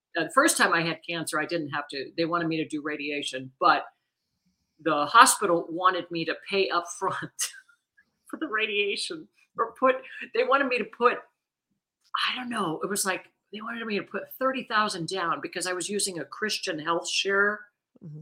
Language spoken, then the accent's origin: English; Missouri, United States; I'm from Missouri